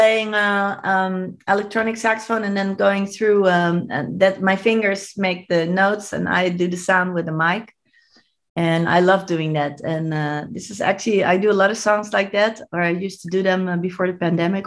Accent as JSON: {"language": "English", "town": "Amsterdam", "region": "North Holland", "country": "Netherlands", "tie": "born or raised there", "moved": "yes", "said": "I'm from Amsterdam"}